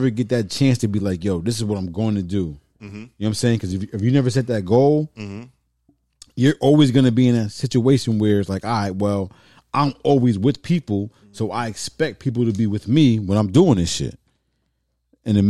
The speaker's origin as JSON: {"language": "English", "town": "New Haven", "region": "Connecticut", "country": "United States", "said": "I'm from New Haven."}